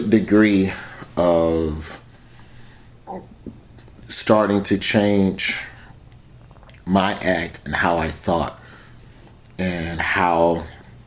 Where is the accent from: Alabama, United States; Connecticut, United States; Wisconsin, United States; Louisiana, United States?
Alabama, United States; Birmingham; moved away as an adult; also born or lived in Tallahassee, Florida; I'm from Birmingham